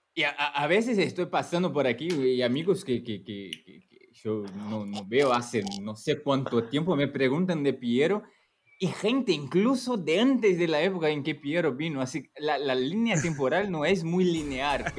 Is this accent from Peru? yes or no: no; Brazil; Spanish is a second language